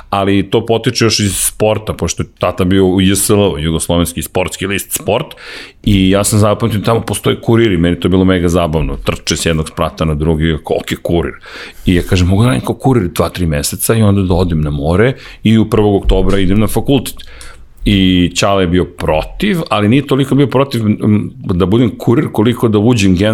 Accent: Belgrade, Serbia; Da, ozbiljno sam odrastao u Zemunu.

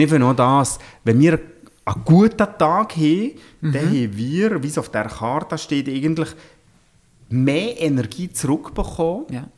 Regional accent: Switzerland; ich bin am Coiffeurgeschäft aufgewachsen

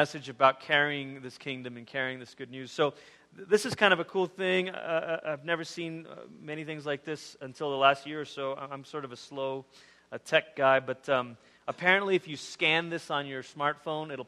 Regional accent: Malaysia; moved away; I grew up in Malaysia, which you know, is about as far as you can go on the other side of the world before you start coming back around.

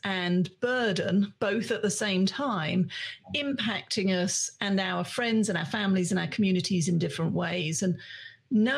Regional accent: United Kingdom; I'm British

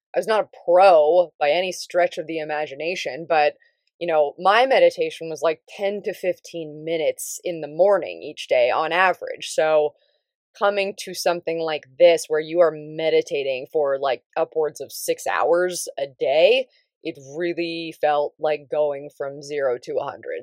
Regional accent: Davis, California, United States; moved away; it was actually up in Northern California where I grew up, um, I'm from Davis.

